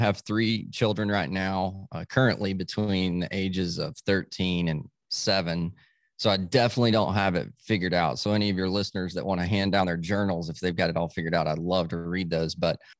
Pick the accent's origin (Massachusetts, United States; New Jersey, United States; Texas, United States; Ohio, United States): Texas, United States; Dallas; born there; So I was born in Dallas, but all my family's from Tennessee, all the southern states we lived.